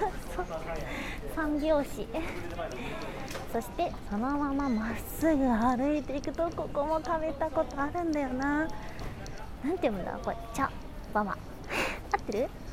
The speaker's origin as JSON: {"language": "Japanese", "region": "Kansai", "country": "Japan", "tie": "born or raised there", "moved": "yes", "lives_now": "Tokyo, Japan", "said": "関西出身"}